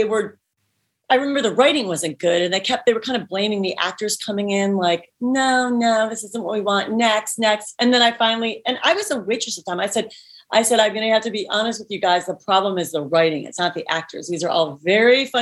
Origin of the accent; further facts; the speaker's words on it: Cleveland, Ohio, United States; moved away as an adult; now in Los Angeles, United States; people that I grew up with in Cleveland, Ohio